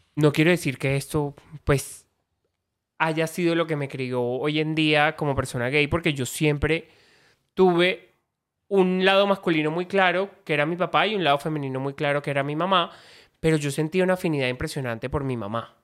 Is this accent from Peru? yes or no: no; Caribbean coast, Colombia; soy costeño, familia ganadera, familia costeña, donde a mí nunca me dijeron eh, no a muchas cosas, pero sí a esto es de niño y esto es de niña. O sea, yo me crié con esa perspectiva